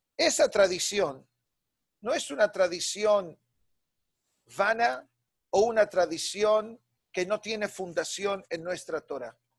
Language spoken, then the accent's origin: Spanish; Buenos Aires, Argentina; moved away; nos fuimos de Buenos Aires